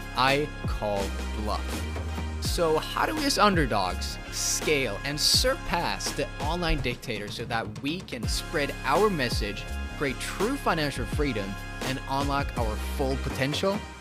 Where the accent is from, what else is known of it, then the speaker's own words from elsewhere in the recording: Sweden; I came from Sweden.